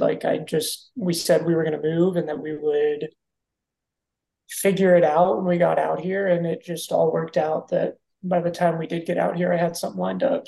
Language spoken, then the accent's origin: English; Kansas, United States; moved away as an adult; now in Phoenix, United States; I spent most of my life growing up in Kansas